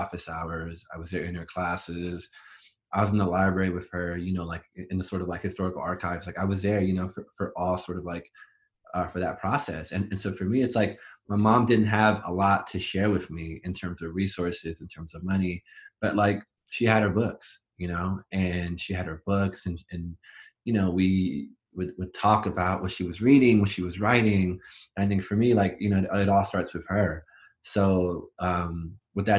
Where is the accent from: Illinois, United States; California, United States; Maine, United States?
California, United States; Huntington Park; also born or lived in Venice, Los Angeles; I was born and raised in Huntington Park, right, in Southeast